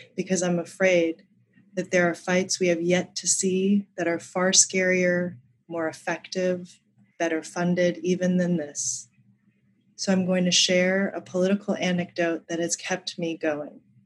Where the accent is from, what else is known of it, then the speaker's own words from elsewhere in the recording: Colorado, United States; When I was a kid growing up in Colorado